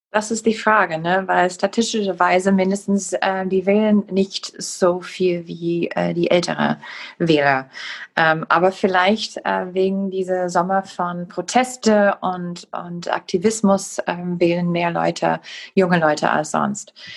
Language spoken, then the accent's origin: German; Wisconsin, United States; German is a second language; ich komme aus Wisconsin